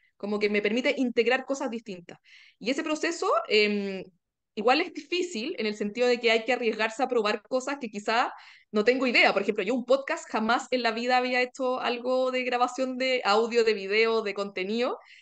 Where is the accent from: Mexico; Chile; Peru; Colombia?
Chile; soy chilena